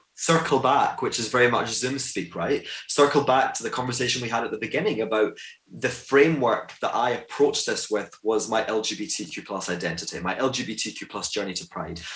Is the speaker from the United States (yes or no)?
no; Glasgow, Scotland, United Kingdom; I'm a Jew from Glasgow